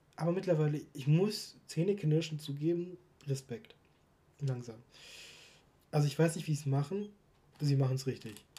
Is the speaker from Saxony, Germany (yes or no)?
no; Stuttgart, Baden-Württemberg, Germany; ich bin zwar in Stuttgart geboren, aufgewachsen